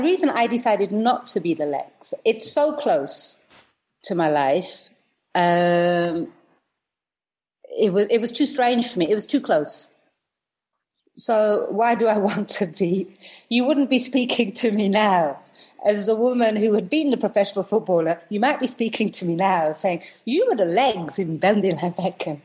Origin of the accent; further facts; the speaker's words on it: Preston, North West England, United Kingdom; moved away as an adult; also born or lived in Hounslow, London; now in London, United Kingdom; we went to Preston. In the north when I was very young, and I grew up there